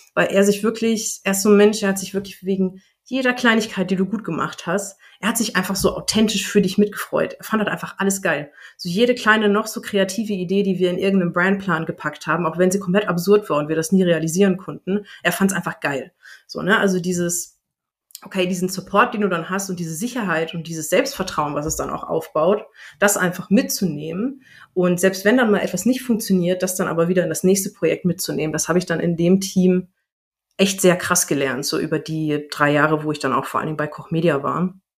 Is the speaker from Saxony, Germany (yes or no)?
no; Bavaria, Germany; moved away; ich komme ja ursprünglich aus Bayern